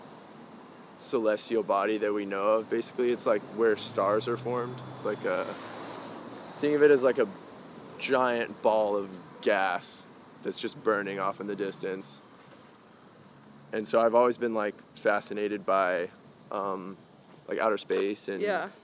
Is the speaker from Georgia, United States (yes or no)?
no; Phoenix, Arizona, United States; I'm from Phoenix, Arizona, a little town called Ahwatukee